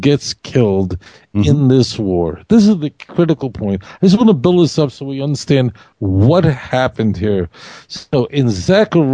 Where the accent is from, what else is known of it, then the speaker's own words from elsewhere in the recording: New York City, New York, United States; I grew up in Brooklyn where the non-Jews were not nice